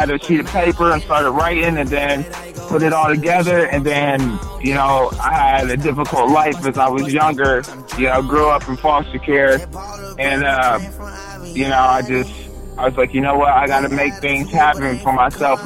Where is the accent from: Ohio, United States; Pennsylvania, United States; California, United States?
Ohio, United States; Delaware; now in Columbus, United States; originally I was from Delaware, Ohio, and everybody in Delaware knows me